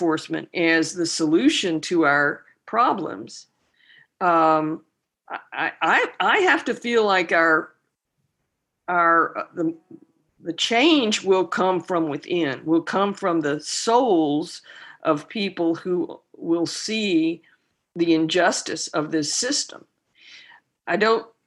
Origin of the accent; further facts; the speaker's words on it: the South, United States; also born or lived in Austin, Texas; now in Louisiana, United States; I grew up in the South